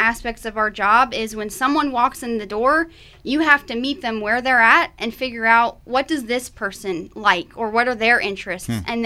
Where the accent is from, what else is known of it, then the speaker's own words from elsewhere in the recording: near Williamsburg, Virginia, United States; I am from Virginia, closer to Williamsburg, and so I was surrounded by history